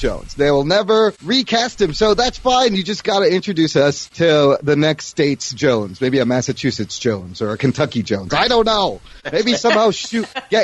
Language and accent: English; Pakistan; I'm Pakistani. We speak Urdu